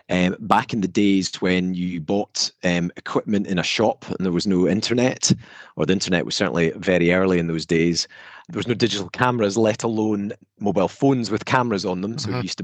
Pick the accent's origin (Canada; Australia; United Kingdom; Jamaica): United Kingdom; Scotland; You can tell mm-hmm. from my accent that I'm from north of the border.